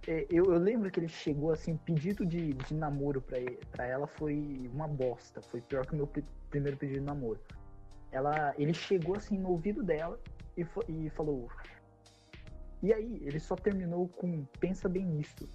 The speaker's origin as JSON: {"language": "Portuguese", "town": "Piracicaba", "region": "São Paulo", "country": "Brazil", "said": "eu sou de Piracicaba"}